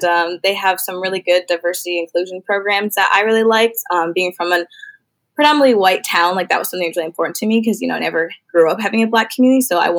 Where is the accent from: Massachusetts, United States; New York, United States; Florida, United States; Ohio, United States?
Ohio, United States; Salem; I'm from Salem, Ohio, which is only like 45 minutes away from Kent. And I'm first generation college student.